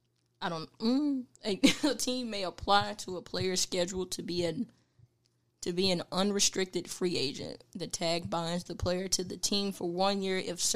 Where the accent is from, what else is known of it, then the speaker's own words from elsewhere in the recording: Dallas, Texas, United States; I'm from Oak Cliff